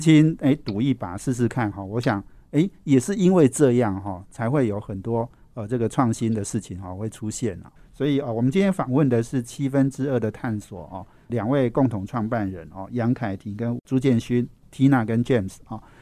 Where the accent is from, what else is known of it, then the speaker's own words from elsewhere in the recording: Taipei, Taiwan; 我们台北人压力一定很大啦